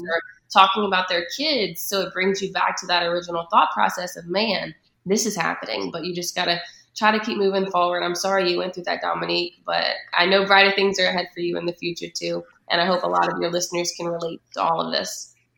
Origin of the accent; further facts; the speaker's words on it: Patterson, Louisiana, United States; moved away as an adult; also born or lived in Baton Rouge, Louisiana; now in Atlanta, United States; I'm from Patterson, Louisiana. So growing up there, it was a very small town.